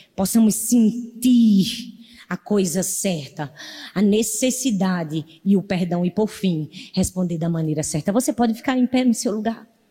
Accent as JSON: {"language": "Portuguese", "region": "Northeast Region", "country": "Brazil", "accent": "nordestino", "said": "Eu não sei dizer porta, eu falo porta, porque eu sou nordestina"}